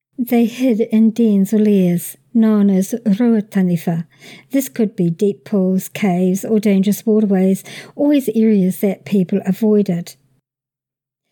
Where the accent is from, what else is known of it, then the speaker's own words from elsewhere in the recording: New Zealand; also born or lived in Hamilton; around my home country